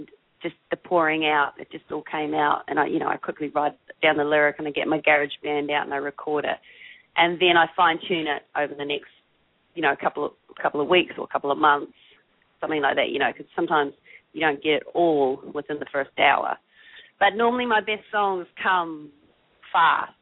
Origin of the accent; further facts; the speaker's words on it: New Zealand; moved away as an adult; also born or lived in Austin, United States; now in Los Angeles, United States; I'm from New Zealand, a tiny little island.